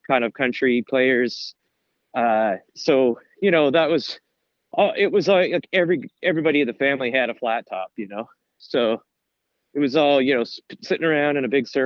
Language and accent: English; New Brunswick, Canada; also born or lived in Dalhousie, New Brunswick / Saint John, New Brunswick / Fredericton, New Brunswick / Moncton, New Brunswick; I'm a 100% New Brunswicker. I was born in the North Shore, which is up in the Bay of Chaleur, like Charlotte, Dalhousie. Grew up in St. John and Fredericton.